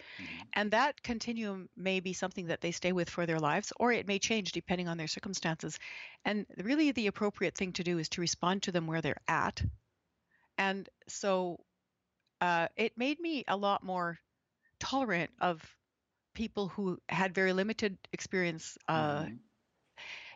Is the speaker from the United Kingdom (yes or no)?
no; Alberta, Canada; When I was growing up in Alberta, I was the only 5-year-old who could eat as well with chopsticks as Asian kids could